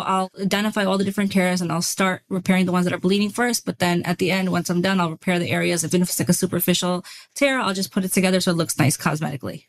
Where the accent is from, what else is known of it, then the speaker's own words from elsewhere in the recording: New York City, New York, United States; moved away as an adult; also born or lived in North Carolina; I was born and raised in Brooklyn, New York